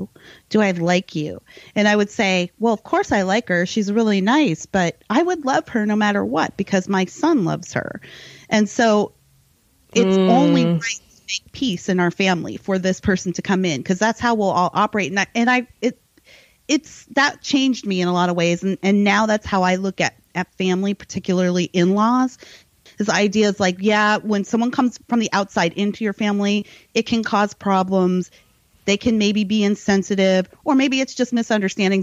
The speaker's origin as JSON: {"language": "English", "country": "United States", "said": "we're American"}